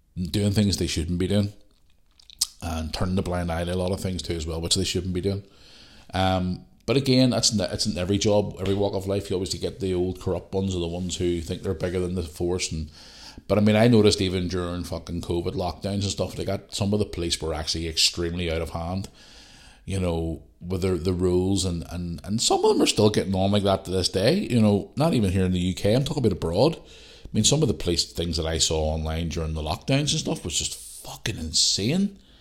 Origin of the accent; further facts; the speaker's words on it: Belfast, Northern Ireland, United Kingdom; also born or lived in Bangor; I grew up in Belfast